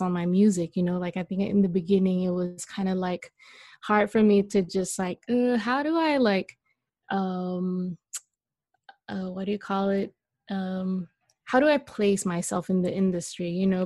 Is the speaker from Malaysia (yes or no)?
yes; Malaysia; now in Los Angeles, United States; I am Malaysian.